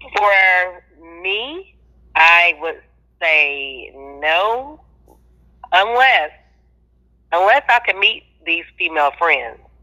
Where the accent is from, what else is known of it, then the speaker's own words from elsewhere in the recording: Florida, United States; I'm from Florida.